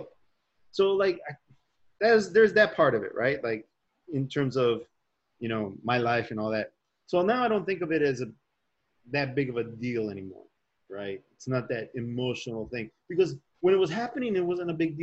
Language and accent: English; Chicago, Illinois, United States; growing up in Chicago